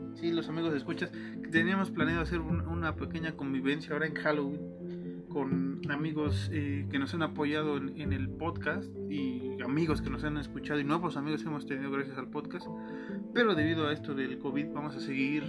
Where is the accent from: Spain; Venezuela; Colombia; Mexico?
Mexico; somos mexicanos, Alan y yo